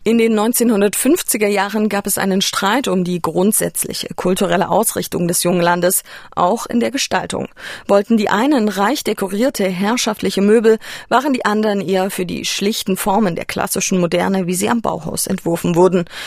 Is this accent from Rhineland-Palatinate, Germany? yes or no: no; GDR, Saxony, Germany; ich wurde in der DDR geboren, mitten in Sachsen.